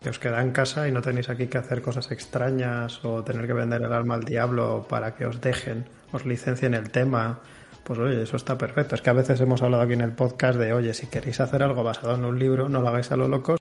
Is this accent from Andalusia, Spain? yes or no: no; Valladolid, Castile and León, Spain; Yo soy también de Valladolid